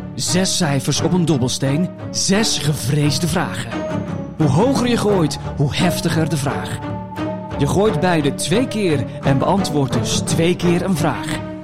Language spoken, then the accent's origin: Dutch; Belgium; now in Netherlands; ik ben een Belg